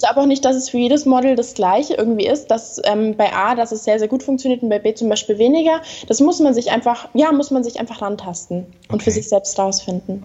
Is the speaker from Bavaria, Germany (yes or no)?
yes; Bavaria, Germany; ich komme aus Bayern unten in Deutschland